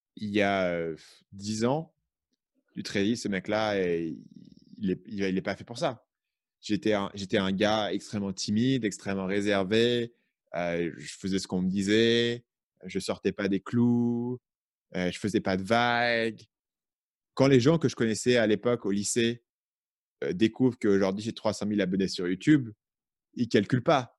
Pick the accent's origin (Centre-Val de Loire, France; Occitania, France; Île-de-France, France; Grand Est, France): Île-de-France, France; Paris; moved away as an adult; also born or lived in Vietnam; J'ai grandi à Paris